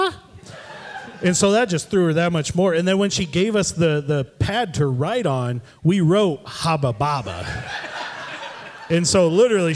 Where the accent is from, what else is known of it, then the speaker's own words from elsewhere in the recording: Sturgis, Michigan, United States; we're from Sturgis, Michigan. We grew up there, same church, went to the same school